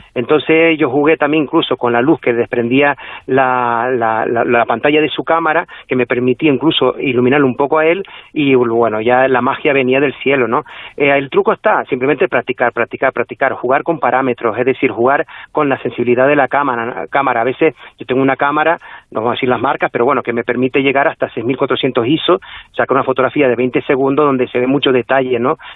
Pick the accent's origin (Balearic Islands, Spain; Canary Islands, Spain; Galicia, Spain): Canary Islands, Spain; La Palma; aquí en La Palma, aunque somos una de las Islas Canarias